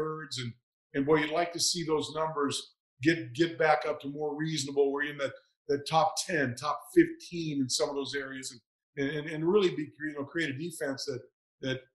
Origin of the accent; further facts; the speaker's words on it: Northern California, United States; moved away as an adult; I grew up in Northern California and really had never been east of Nevada in my life